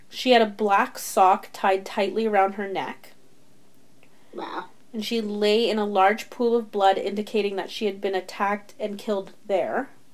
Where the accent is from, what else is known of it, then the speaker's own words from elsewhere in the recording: Canada; we are Canadian